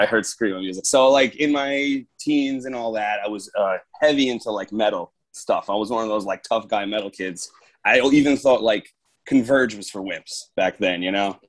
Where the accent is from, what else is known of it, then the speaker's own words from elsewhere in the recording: Long Island, New York, United States; I'm from New York. I grew up here. Obviously, I'm from here